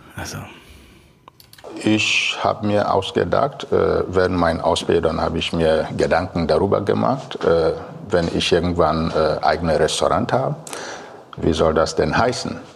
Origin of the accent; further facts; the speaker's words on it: Biafra, Nigeria; German is a second language; now in Kiel, Germany; Ich komme aus Biafra mhm. in Nigeria